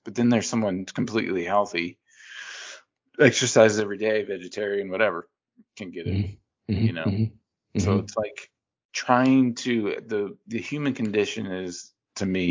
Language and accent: English; Bastrop, Louisiana, United States; growing up in Bastrop was very interesting